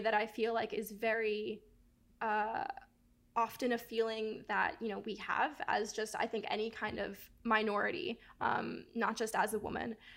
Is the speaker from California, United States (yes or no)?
no; Miami, Florida, United States; I grew up right outside of the Everglades in Miami